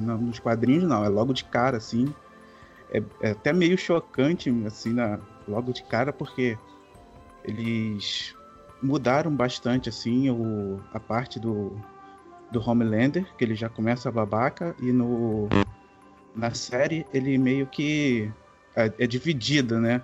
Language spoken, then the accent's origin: Portuguese; Rio de Janeiro, Brazil; Sou, sou, do Rio de Janeiro